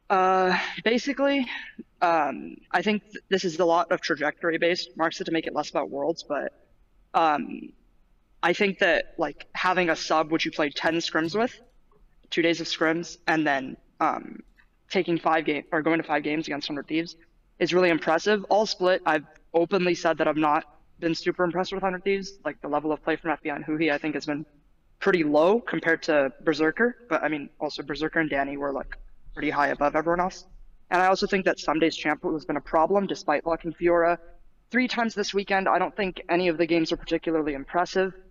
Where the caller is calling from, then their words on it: Santa Monica, California, United States; Um, Santa Monica, California.